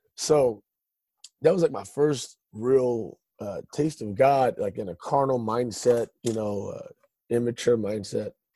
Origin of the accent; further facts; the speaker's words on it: Stockton, California, United States; I uh, was born and raised in Stockton, California.